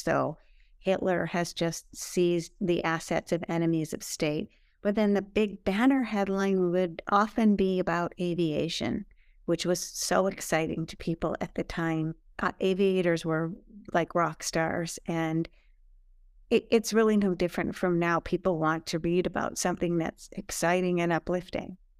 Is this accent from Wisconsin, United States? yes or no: yes; Milwaukee, Wisconsin, United States; moved away as an adult; now in New York, United States; I'm from Milwaukee, Wisconsin